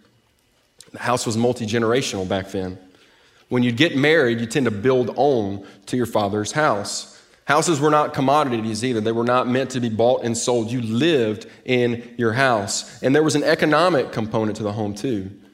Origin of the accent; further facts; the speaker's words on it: Mississippi Delta, United States; moved away as an adult; also born or lived in Jackson, Mississippi; now in Texas, United States; I'm from the Mississippi Delta. I grew up 8 miles from the Mississippi River